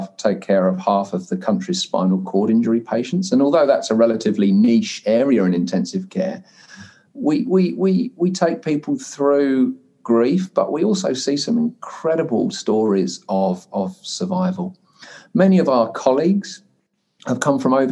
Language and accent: English; United Kingdom; moved away as an adult; now in New Zealand; as you could probably gather from my accent, being originally British and becoming a New Zealander 15 years ago